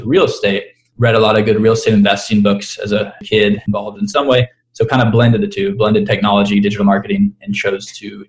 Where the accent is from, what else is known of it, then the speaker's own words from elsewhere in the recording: Kansas City, Kansas, United States; moved away as an adult; also born or lived in Oxford, Mississippi; now in Denver, United States; I was born and raised in Kansas City, a nice suburb kind of outside the city on the Kansas side